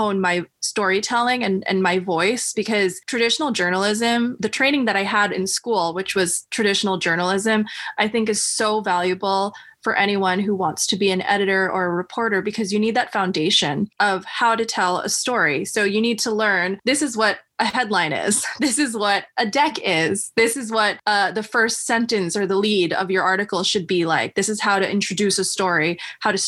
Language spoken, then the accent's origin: English; New York City, New York, United States; also born or lived in Manhattan, New York / Brooklyn, New York; I grew up in Queens, New York